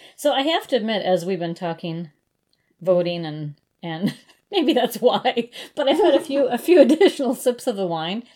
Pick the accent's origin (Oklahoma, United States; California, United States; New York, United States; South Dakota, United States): South Dakota, United States; Brookings; also born or lived in Minneapolis, Minnesota; in Brookings, actually uh, in South Dakota um, you can have a municipal liquor store, and that's what my hometown has